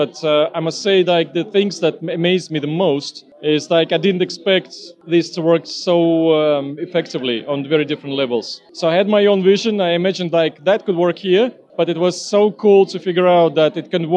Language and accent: English; Estonia; I'm coming from Estonia.